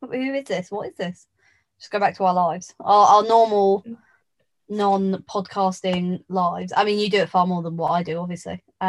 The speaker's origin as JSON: {"language": "English", "region": "London", "country": "United Kingdom", "said": "We are kind from London."}